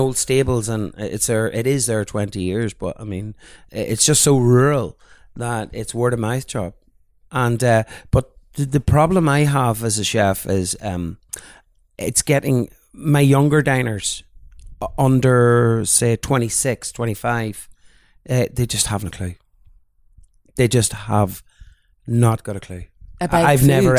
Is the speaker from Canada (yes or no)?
no; South Down coast, County Down, Northern Ireland, United Kingdom; now in Ireland; I'm from the South Down coast and grew up on the coastline, and I now have a restaurant on the Cav and Meath border